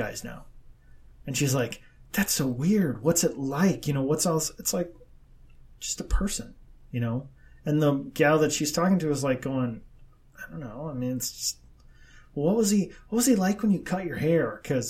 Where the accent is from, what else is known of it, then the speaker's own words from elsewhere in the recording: Midwest, United States; we're from the Midwest